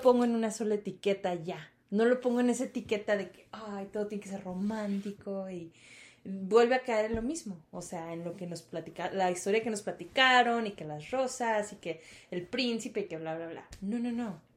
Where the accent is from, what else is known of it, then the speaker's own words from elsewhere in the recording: Sonora, Mexico; somos sonorenses